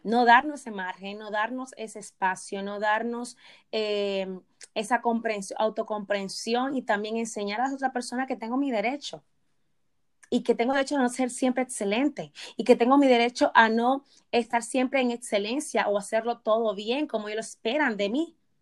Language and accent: Spanish; Dominican Republic; me voy a citar como dominicana, ok, vamos a citar como dominicana, que nos han educado